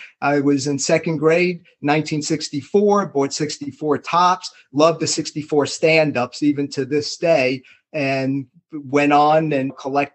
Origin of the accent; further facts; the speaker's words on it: New York City, New York, United States; I was a little seven-year-old kid growing up in the Bronx, New York